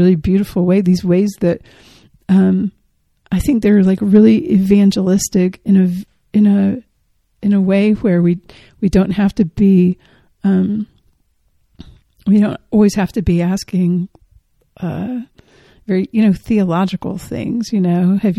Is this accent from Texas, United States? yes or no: no; Georgia, United States; I'm from Georgia